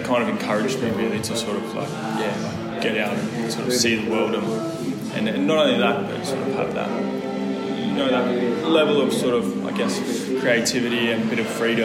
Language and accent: English; Hunter Valley, New South Wales, Australia; moved away as an adult; also born or lived in Brisbane; I'm not from Brisbane. That was the first big move from the country. I grew up in Hunter Valley